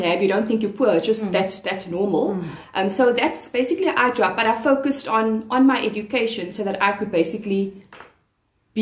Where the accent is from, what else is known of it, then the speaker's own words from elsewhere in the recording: Cape Town, Western Cape, South Africa; I grew up on the Cape Flats